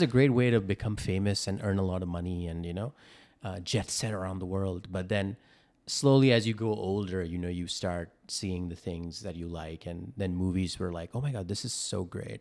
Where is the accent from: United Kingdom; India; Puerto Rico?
India; now in Los Angeles, United States; I'm an Indian, I'm an immigrant, uh, moved here from India, uh, to here in America